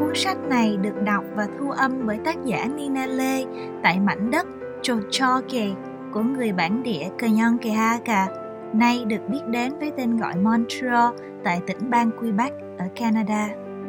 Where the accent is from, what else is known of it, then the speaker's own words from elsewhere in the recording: Vietnam; moved away; tôi là người Việt Nam